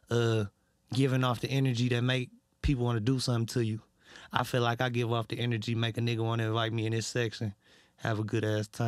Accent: Detroit, Michigan, United States; I'm really from Detroit for real.

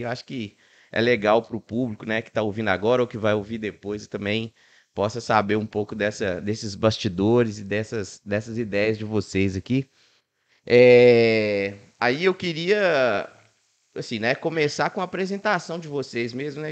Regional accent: Ribeirão das Neves, Minas Gerais, Brazil; eu sou de Ribeirão das Neves

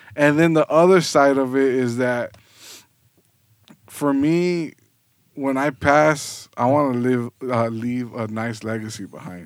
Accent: South Gate, California, United States; moved away as an adult; also born or lived in San Fernando Valley; now in Long Beach, United States; I actually was born and raised in Southgate.

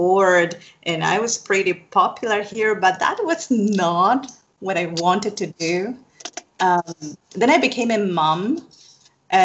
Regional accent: Argentina; I am from Argentina here in South America

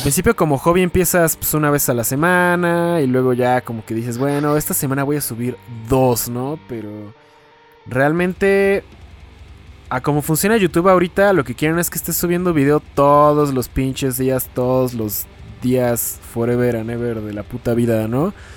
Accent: Toluca, State of Mexico, Mexico; soy de Toluca

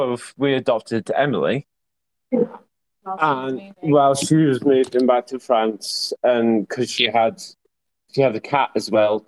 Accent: Yorkshire and the Humber, United Kingdom; I'm a Yorkshireman

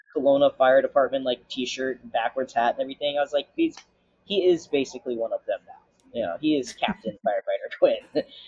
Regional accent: Florida, United States; also born or lived in Jacksonville; I'm from Florida

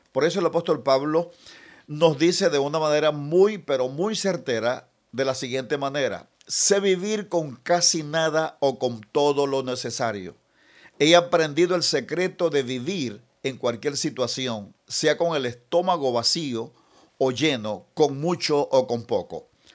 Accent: Venezuela; estamos viviendo como, como venezolanos

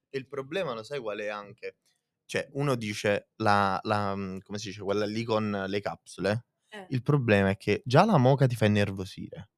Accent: province of Naples, Campania, Italy

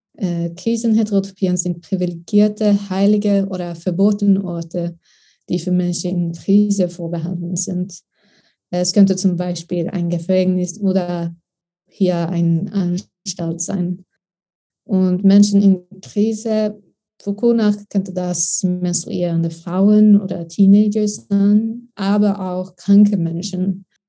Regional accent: Sweden; German is a second language; moved away as an adult; also born or lived in Lund; now in Berlin, Germany; ich bin eine Austauschstudentin aus Schweden.

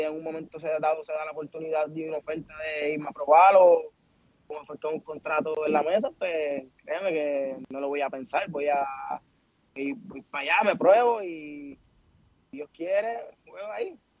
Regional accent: Puerto Rico; Puerto Rico porque fue la isla donde nací

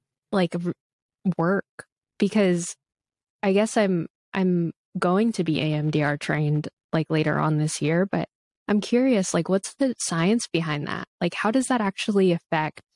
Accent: Philippines; moved away; I'm a Filipina immigrant

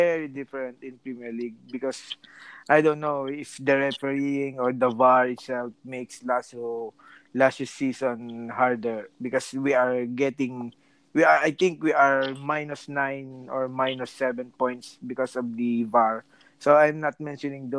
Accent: Philippines; now in Rome, Italy; I'm a Filipino just working here in Rome.

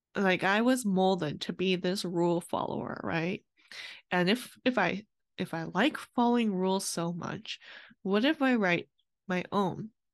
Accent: California, United States; I was born in California to my Vietnamese immigrant parents

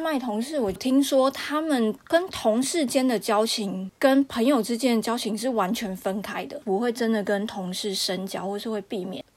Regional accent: Taiwan; moved away as an adult; now in France; 从我台湾人角度

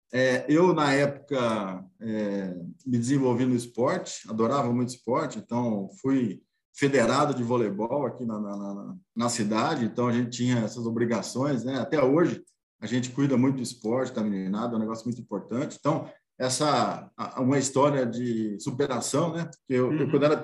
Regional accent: Lençóis, São Paulo, Brazil; eu nasci em Lençóis, né? Sou nascido aqui no, no, no interior do estado de São Paulo.

